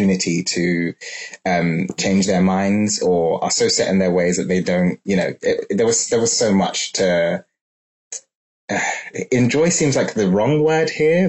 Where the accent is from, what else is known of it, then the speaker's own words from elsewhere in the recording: London, United Kingdom; growing up in London